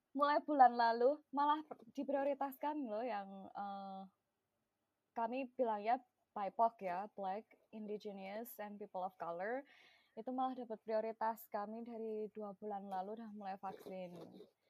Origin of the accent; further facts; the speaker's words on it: Klaten, Central Java, Indonesia; first language Javanese; Indonesian is a second language; moved away as an adult; now in United States; aku lahir dan besar di Langwetan